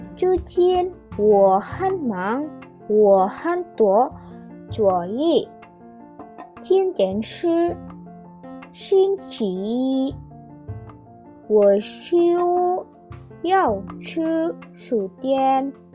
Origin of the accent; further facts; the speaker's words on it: Indonesia; Chinese is a second language; 我是印尼人。今年我是几岁了？